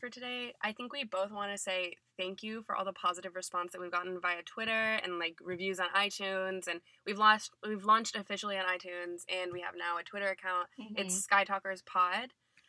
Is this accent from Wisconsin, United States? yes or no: no; Atlanta, Georgia, United States; we are from Atlanta